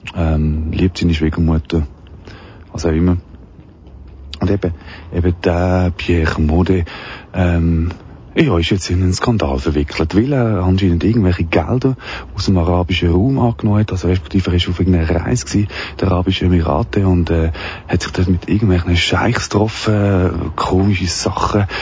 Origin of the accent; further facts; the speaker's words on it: Wettingen, Aargau, Switzerland; durch meinen Heimatort. In Wettigen